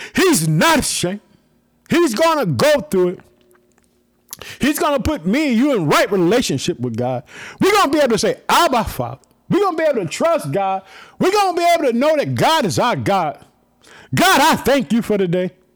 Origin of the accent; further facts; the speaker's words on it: Illinois, United States; the people in Illinois, my home state. I live in the city of Chicago